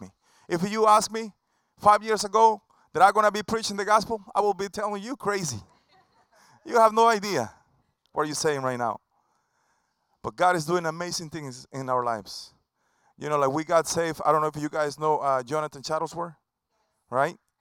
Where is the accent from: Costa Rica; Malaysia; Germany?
Costa Rica; English is a second language; now in Tampa, United States; an original from Costa Rica. That's my home country.